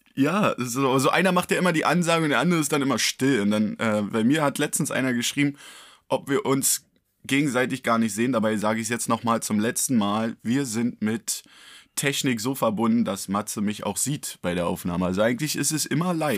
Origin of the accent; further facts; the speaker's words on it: Berlin, Germany; als Berliner